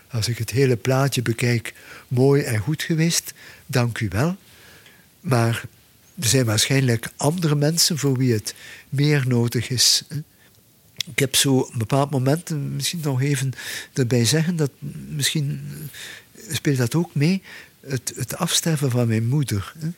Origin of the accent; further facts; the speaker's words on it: Belgium; bij ons in de Ardennen